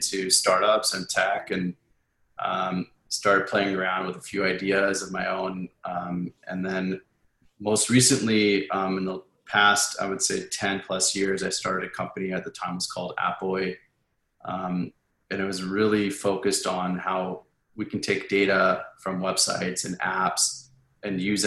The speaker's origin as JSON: {"language": "English", "town": "Edmonton", "region": "Alberta", "country": "Canada", "tie": "born or raised there", "moved": "yes", "said": "I grew up in Edmonton. In Canada"}